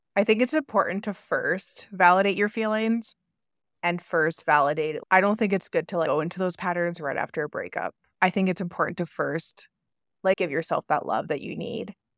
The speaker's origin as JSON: {"language": "English", "country": "Canada", "said": "It took me moving across into a different province because I'm from Canada"}